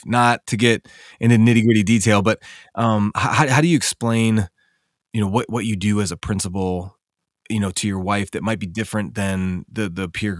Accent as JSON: {"language": "English", "town": "Racine", "region": "Wisconsin", "country": "United States", "tie": "born or raised there", "said": "in my hometown of Racine, Wisconsin."}